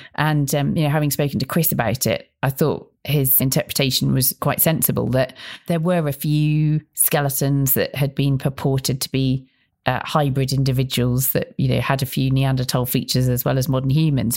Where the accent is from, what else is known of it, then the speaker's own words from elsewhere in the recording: Bristol, South West England, United Kingdom; I grew up in Bristol.